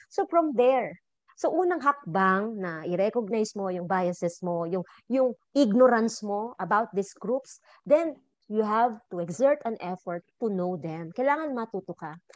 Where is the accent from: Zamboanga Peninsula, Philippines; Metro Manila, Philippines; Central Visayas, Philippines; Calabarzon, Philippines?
Calabarzon, Philippines; Laguna; Laguna, pag namamalengke kami doon ng nanay ko, when I was younger